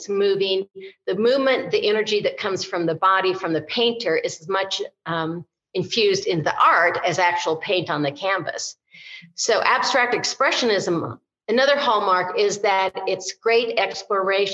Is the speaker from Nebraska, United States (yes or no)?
yes; Nebraska, United States; moved away as an adult; now in Santa Fe, United States; I am from Nebraska, farm girl from Nebraska, and moved here to Santa Fe 3 years ago